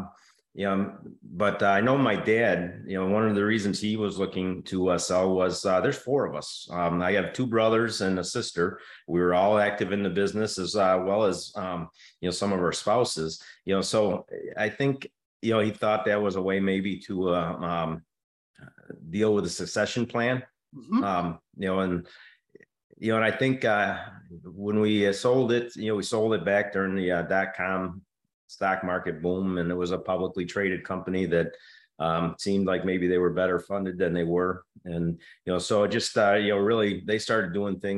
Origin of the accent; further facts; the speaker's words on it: Suffern, New York, United States; I was born in Suffern, New York